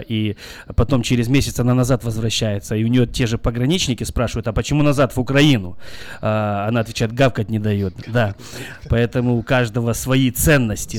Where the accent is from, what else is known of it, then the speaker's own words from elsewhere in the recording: Belarus; now in United States; я сам из Беларуси